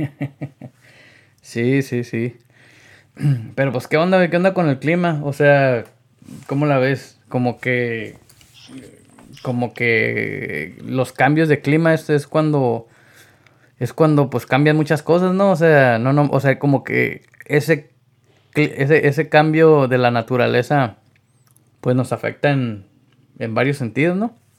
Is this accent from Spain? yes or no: no; Yuma, Arizona, United States; somos de aquí de Yuma, Arizona